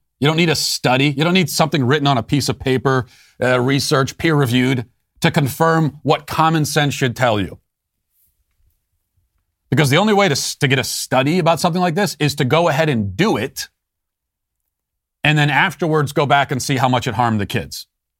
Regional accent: Loudoun County, Virginia, United States; a father in Loudoun County, my hometown, speaking out about this at a school board meeting.

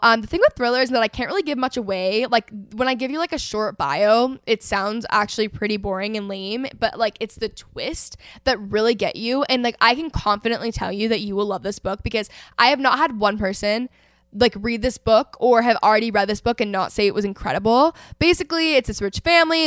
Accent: North Texas, United States; I grew up in North Texas, so it's, like, a very competitive region for sports.

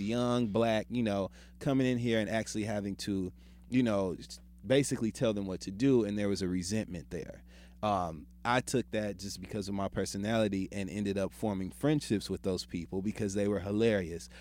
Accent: Midwest, United States; I'm from the Midwest.

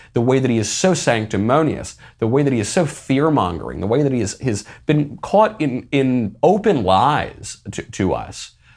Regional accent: United States; I'm an American

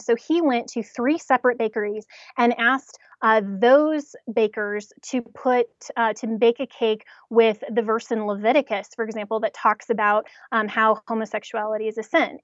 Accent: Colorado, United States; I'm from Colorado

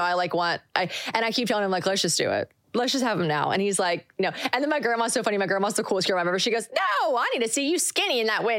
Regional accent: South Carolina, United States; moved away as an adult; now in Nashville, United States; Born and raised in South Carolina.

